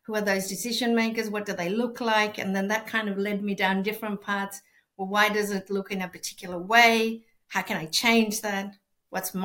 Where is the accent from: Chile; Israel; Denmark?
Chile; Santiago, Santiago Metropolitan Region; first language Spanish; English is a second language; now in Melbourne, Australia; I'm from Chile, from Santiago, and I think I've always grown up with arts being part of day-to-day life.